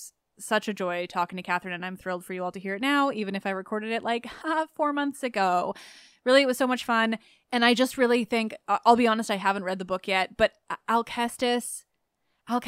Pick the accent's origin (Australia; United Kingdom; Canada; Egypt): Canada; As a Canadian